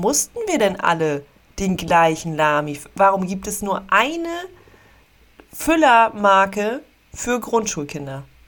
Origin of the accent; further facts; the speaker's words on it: Dückerswisch, Schleswig-Holstein, Germany; also born or lived in Meldorf; Ich komme okay. auch ursprünglich aus Dückerswisch